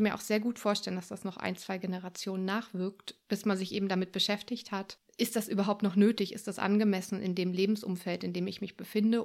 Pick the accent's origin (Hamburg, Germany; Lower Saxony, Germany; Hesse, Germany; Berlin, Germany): Berlin, Germany; moved away as an adult; also born or lived in France / Sweden / Wuppertal; ich bin ursprünglich Berlinerin und bin viel, viel in meinem Leben rumgekommen, vor allem in Europa